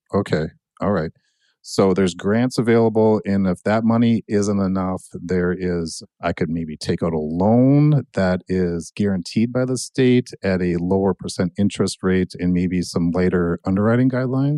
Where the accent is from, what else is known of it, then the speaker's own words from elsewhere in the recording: Annandale, Minnesota, United States; also born or lived in Buffalo, Minnesota; I grew up in Annandale